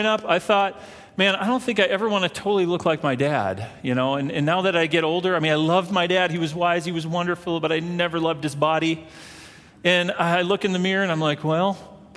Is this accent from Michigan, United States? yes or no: no; Minnesota, United States; moved away; I'm from Minnesota